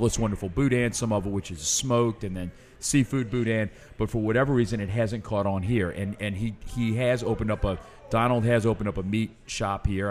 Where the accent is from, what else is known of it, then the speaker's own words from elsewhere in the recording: New Orleans, Louisiana, United States; also born or lived in Lafayette; I've never lived anywhere else